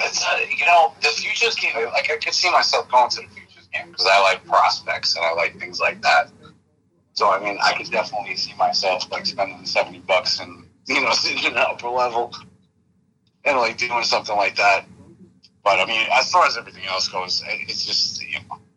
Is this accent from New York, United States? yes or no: no; New Jersey, United States; now in Boston, United States; I'm from New Jersey originally, so I have family down there